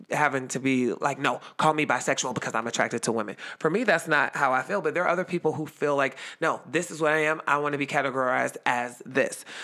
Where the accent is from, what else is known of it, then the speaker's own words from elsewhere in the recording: Youngstown, Ohio, United States; I live in Ohio.